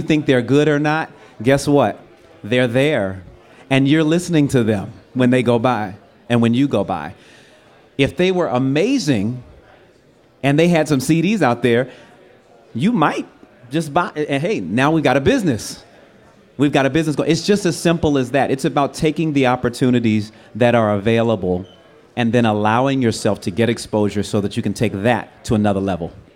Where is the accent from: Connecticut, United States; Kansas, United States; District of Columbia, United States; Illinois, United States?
District of Columbia, United States; Washington; moved away as an adult; now in Los Angeles, United States; I was from DC coming out to LA.